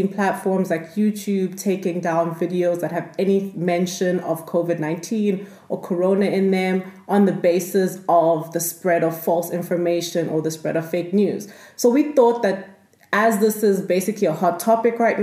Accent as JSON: {"language": "English", "country": "South Africa", "tie": "born or raised there", "also_born_or_lived": "Nigeria", "moved": "as an adult", "lives_now": "Vienna, Austria", "said": "I was born in Nigeria and I went to school and grew up most of my life in South Africa"}